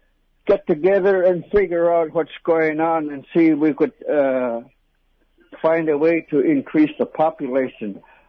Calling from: Yukon River, Alaska, United States; I'm calling from the Yukon River, from one of the biggest villages on the Yukon.

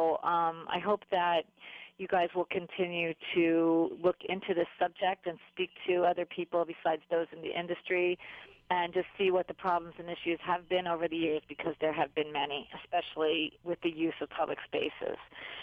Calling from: Kailua-Kona, Hawaii, United States; I'm calling from Kailua Kona

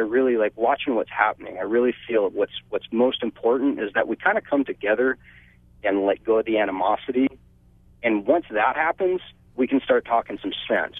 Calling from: Kahuku, Hawaii, United States; I'm calling from Kahuku

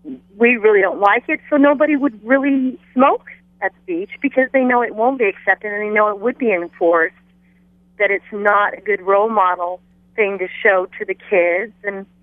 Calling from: Kona, Hawaii, United States; I'm calling from the Big Island.

